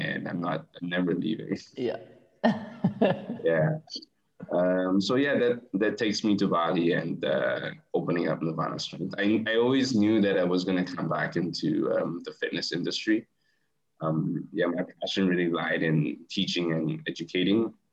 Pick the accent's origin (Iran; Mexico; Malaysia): Malaysia; also born or lived in United Kingdom; I'm from Malaysia